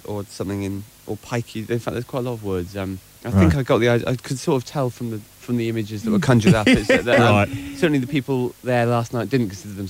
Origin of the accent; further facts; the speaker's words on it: Wales, United Kingdom; I'm from Wales, actually.